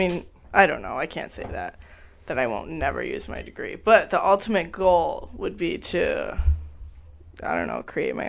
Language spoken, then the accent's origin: English; Indiana, United States; also born or lived in Grand Rapids; I live in Indiana, or I'm from Indiana.